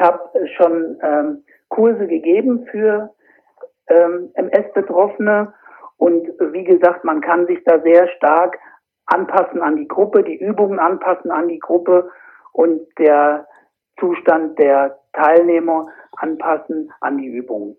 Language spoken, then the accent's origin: German; Fulda area, Hesse, Germany; komme aus dem Raum Fulda